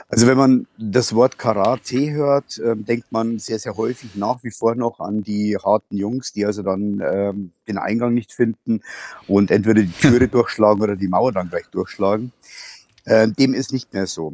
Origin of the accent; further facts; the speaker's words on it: Bavaria, Germany; ich bin aus Bayern. Ich wohne in der Nähe von Passau